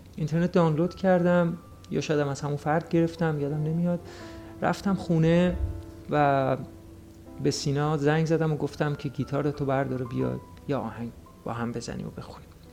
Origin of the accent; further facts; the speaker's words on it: Juybar, Mazandaran, Iran; در یکی از روستاهای شهر جویبار استان مازندران به دنیا آمدم